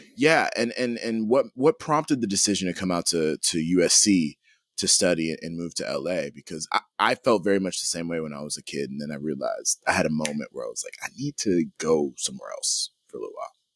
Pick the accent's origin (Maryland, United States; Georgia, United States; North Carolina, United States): Georgia, United States; Atlanta; I'm from Atlanta, too.